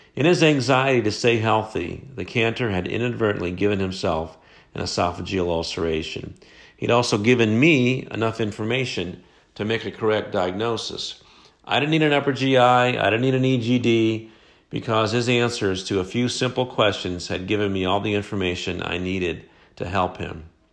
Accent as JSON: {"language": "English", "town": "Dayton", "region": "Ohio", "country": "United States", "tie": "born or raised there", "said": "I started practicing family medicine in my hometown of Dayton, Ohio"}